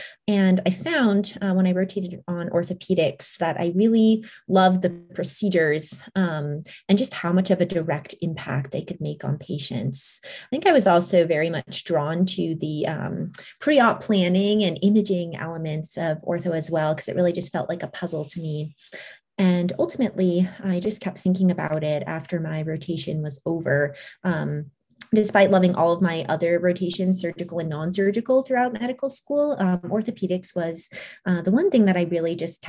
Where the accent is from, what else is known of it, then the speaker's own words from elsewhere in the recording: New Hampshire, United States; moved away as an adult; now in Nashville, United States; I grew up in New Hampshire, and I'm currently finishing up my last year of medical school at Vanderbilt in Nashville, Tennessee.